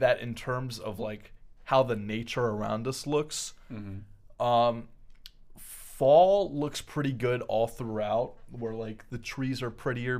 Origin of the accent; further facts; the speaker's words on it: United States; because we're American.